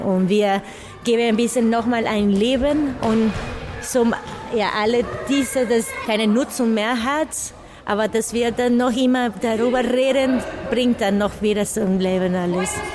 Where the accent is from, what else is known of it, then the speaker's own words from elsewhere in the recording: Nicaragua; German is a second language; moved away; Ich komme aus Nicaragua und ich bin Performerin, Tänzerin und Tanzpädagogin